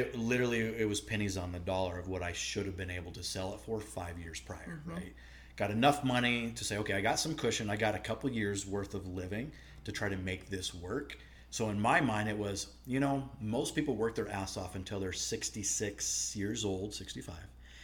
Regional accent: Nebraska, United States; I grew up hunting. I'm from the Midwest, Nebraska

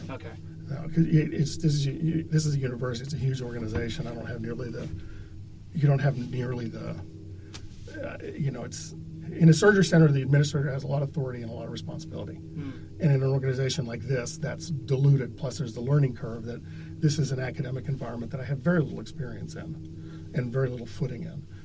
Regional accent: Texas, United States; now in Ithaca, United States; I, I came here from Texas.

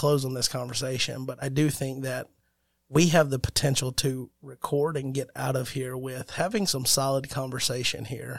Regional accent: Alabama, United States; And that's how you know we're from Alabama, because that's how we end podcast.

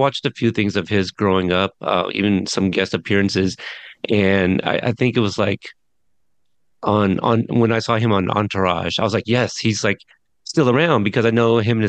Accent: Pacific Northwest, United States; being from the Pacific Northwest, we get things a little bit later

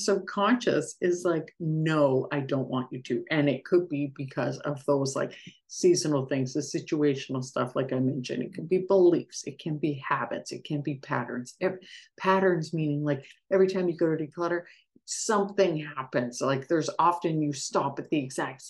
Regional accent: Canada; as a Canadian, I say penalty box

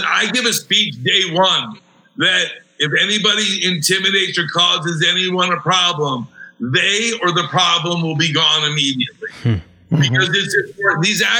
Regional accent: South Florida, United States; moved away as an adult; now in California, United States; I grew up in South Florida, though. So I'm used to it. Now that I live in California for almost 6 years

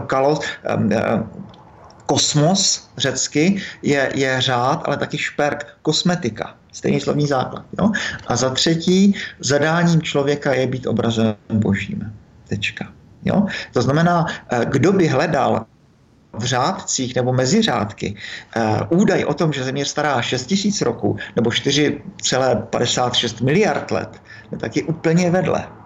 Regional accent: Moravia, Czechia; u nás na Moravě

